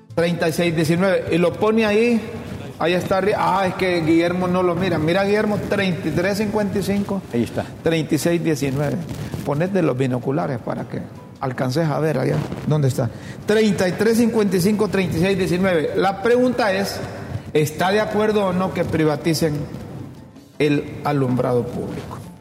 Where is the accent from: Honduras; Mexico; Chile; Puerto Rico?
Honduras